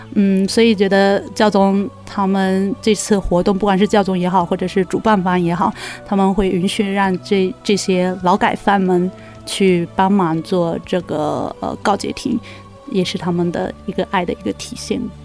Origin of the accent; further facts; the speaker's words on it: China; moved away; 我们俩还属于中国人，然后，而且刚从， 刚从中国大陆过来不久